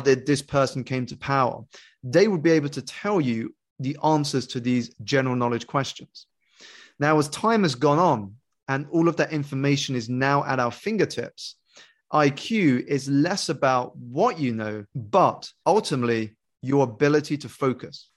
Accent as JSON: {"language": "English", "country": "United Kingdom", "tie": "born or raised there", "said": "I grew up here in the United Kingdom to two Malaysian Chinese parents who had emigrated for a better life and better education"}